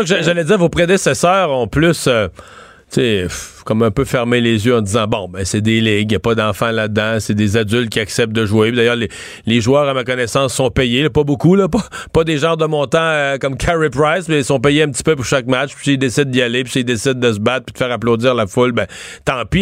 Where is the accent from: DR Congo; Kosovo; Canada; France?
Canada; Rivière-du-Loup, Quebec; Moi, je viens de Rivière-du-Loup